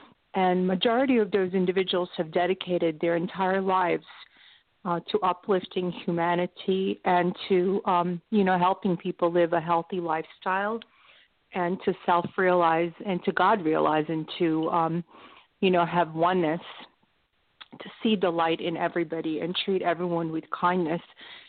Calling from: Palo Alto, California, United States; from Palo Alto, California. So happy to be here with you.

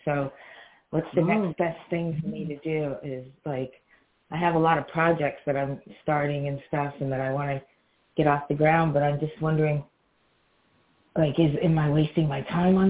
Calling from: Georgia, United States; Hi, I'm …. I'm calling

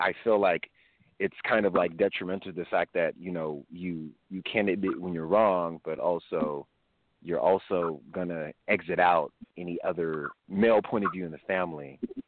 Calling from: California, United States; calling from California.

